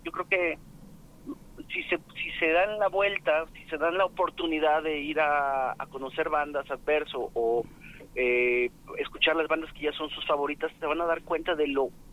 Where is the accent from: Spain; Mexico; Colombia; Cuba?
Mexico; Guadalajara, Jalisco; los que somos tapatíos